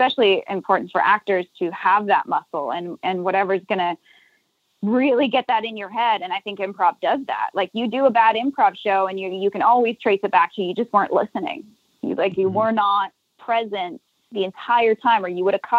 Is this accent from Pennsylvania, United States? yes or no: no; Nashville, Tennessee, United States; moved away as an adult; also born or lived in Los Angeles; now in New Orleans, United States; I grew up in Nashville, was in LA for 10 years and then came down here